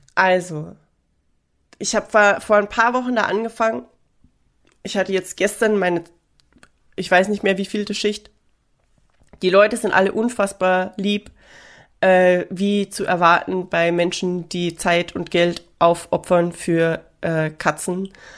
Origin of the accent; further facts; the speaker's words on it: Austria; now in Seoul, South Korea; ich bin Österreicherin und wir trinken Bier